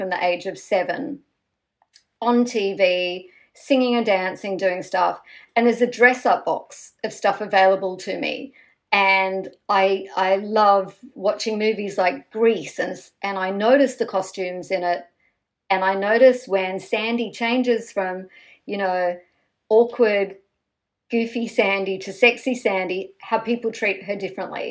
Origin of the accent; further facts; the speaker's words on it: Australia; we grew up in Australia